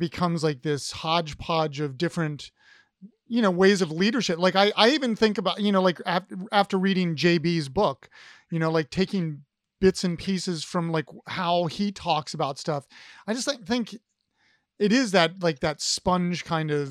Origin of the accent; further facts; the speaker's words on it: Ohio, United States; I'm an Ohio guy